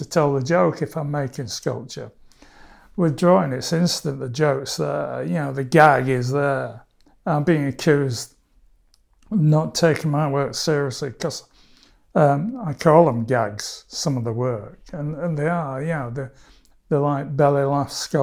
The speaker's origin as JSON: {"language": "English", "town": "Barnsley", "region": "Yorkshire and the Humber", "country": "United Kingdom", "tie": "born or raised there", "said": "It's my hometown"}